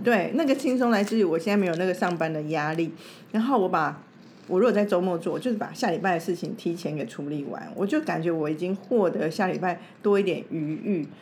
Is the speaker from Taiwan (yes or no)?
yes; Taipei, Taiwan; 我从台北来，从台湾来